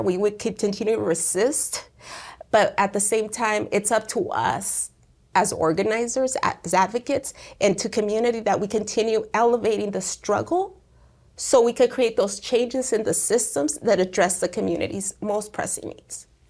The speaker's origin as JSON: {"language": "English", "town": "Perris", "region": "California", "country": "United States", "tie": "born or raised there", "said": "I was born and raised here in the Inland Empire, in particular here in Paris and Sunnymead, which is now called Merino Valley"}